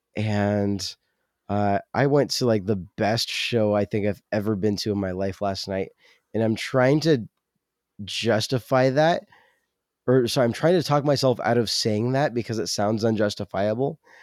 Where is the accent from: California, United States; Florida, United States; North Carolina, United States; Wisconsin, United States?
California, United States; moved away; I'm from California